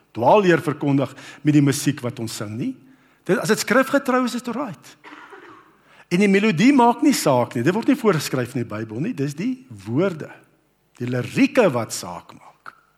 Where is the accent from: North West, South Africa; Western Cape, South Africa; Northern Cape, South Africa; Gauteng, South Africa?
North West, South Africa; Brits; toe ek nou groot geword het op Brits